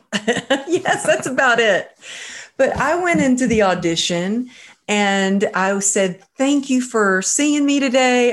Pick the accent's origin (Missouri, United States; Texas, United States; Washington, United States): Texas, United States; now in Woodland Hills, United States; I'm originally from Texas